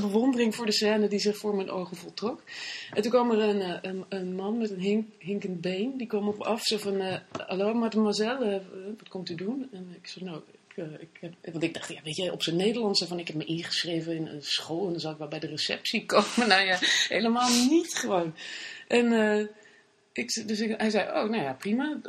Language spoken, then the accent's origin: Dutch; Bennekom, Gelderland, Netherlands; moved away as an adult; also born or lived in Paris, France / Amsterdam, Netherlands; En daarvoor woonde ik in eh, Benkom. Zat ik op het Christelijk Streeklyceum in Ede